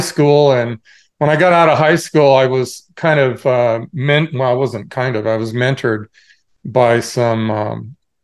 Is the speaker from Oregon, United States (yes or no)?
yes; Portland, Oregon, United States; moved away as an adult; also born or lived in Cupertino, California; I was originally from Portland, Oregon.